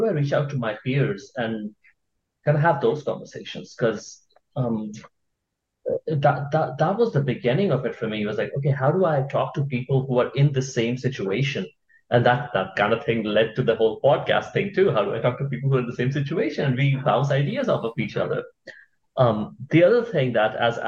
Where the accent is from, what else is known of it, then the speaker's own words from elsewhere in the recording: India; moved away as an adult; now in United States; I grew up in India. I was in India all through high school. Then I moved here for college